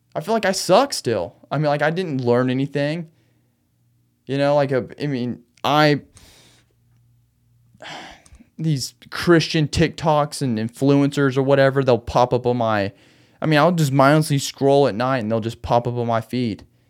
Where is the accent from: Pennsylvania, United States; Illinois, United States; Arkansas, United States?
Arkansas, United States; also born or lived in Austin, Texas / Conway, Arkansas; back home in Arkansas